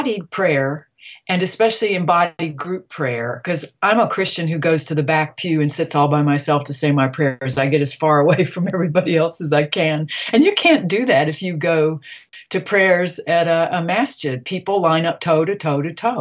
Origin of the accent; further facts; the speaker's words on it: Deep South, United States; I come from the Deep South, where religion is frequently at war with science